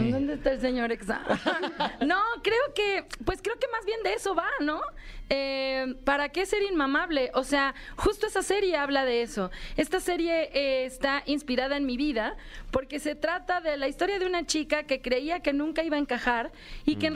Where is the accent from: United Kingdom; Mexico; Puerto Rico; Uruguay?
Mexico; Mexico City; el lugar de donde vengo, de Xochimilco, de México